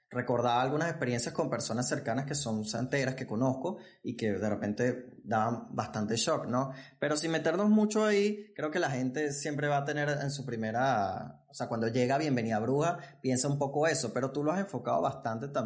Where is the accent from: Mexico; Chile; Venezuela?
Venezuela; Yo, yo que soy de Venezuela